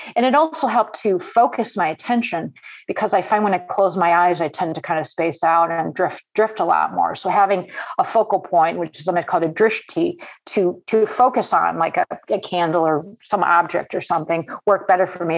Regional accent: Cleveland, Ohio, United States; moved away as an adult; now in New York, United States; I grew up in Cleveland

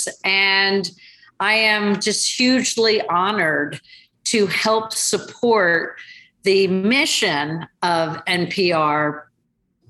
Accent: suburban New Jersey, United States; also born or lived in California / London; I grew up in suburban New Jersey and have actually spent most of my life in the tri-state area

